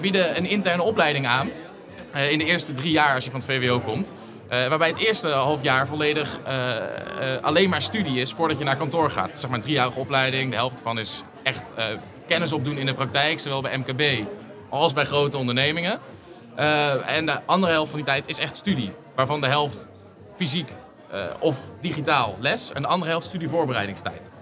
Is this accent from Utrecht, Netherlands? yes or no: yes; Utrecht, Netherlands; ik kom uit Utrecht